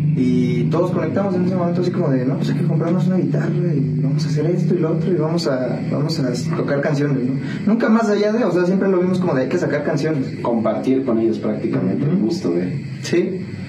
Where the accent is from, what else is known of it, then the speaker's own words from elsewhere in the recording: Toluca, State of Mexico, Mexico; also born or lived in Iztapalapa, Mexico City; now in San Juan del Río, Mexico; me crié mayormente en el Estado de México, Toluca. Eh, viví ahí como nueve años, más o menos.